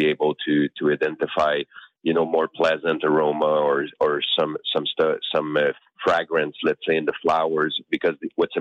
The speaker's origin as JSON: {"language": "English", "country": "Canada", "said": "I'm Canadian"}